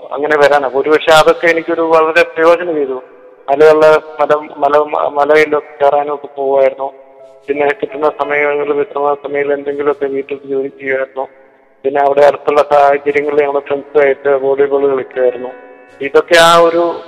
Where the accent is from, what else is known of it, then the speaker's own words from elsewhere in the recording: Anakkara, Kerala, India; also born or lived in Vazhoor / Kuttady; ഞാൻ ജനിച്ചത് വഴൂരാണേലും അണക്കര ഗവൺമെന്റ് സ്കൂളിലാണ് എന്റെ വിദ്യാഭ്യാസമൊക്കെ നടന്ന